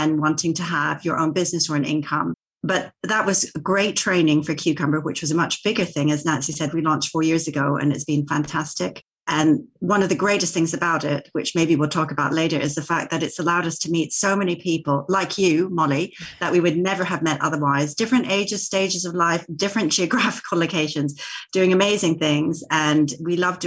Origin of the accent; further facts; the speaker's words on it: Vancouver, British Columbia, Canada; moved away as an adult; also born or lived in Tokyo; now in England; I am Japanese Canadian, born in Vancouver, traveled around quite a bit post-university